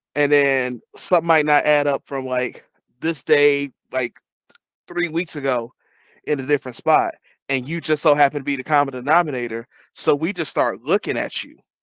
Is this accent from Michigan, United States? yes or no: yes; Detroit, Michigan, United States; moved away; I'm from Detroit